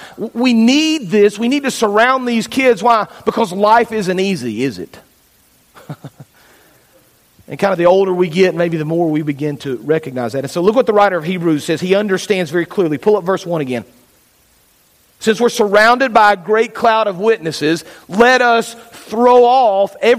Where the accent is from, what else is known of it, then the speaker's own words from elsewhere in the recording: Fayetteville, United States; I grew up in Fayetteville, Flat Creek Baptist Church